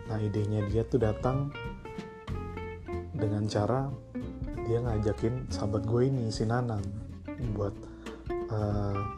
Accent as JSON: {"language": "Indonesian", "town": "Bekasi", "region": "West Java", "country": "Indonesia", "tie": "born or raised there", "also_born_or_lived": "Jakarta", "said": "gue dari kecil gue ini anak luar planet gue planet Bekasi tumbuh besar di Bekasi walaupun gue lahir di Jakarta"}